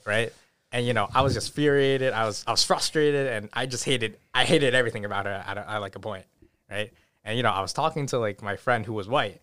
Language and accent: English; Newton, Massachusetts, United States; born or raised there; also born or lived in Brighton / Watertown / Boston